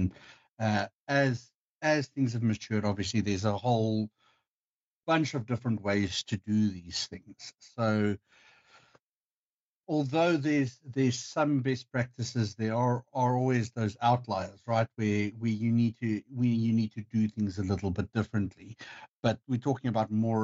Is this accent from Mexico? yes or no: no; South Africa; moved away as an adult; now in Sweden; I am originally from South Africa, but has been in Sweden for the last 3 years and 3 months